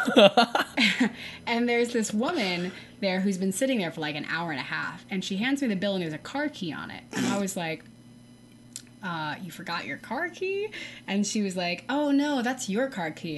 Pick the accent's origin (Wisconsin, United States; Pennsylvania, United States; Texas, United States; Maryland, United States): Texas, United States; I'm from Texas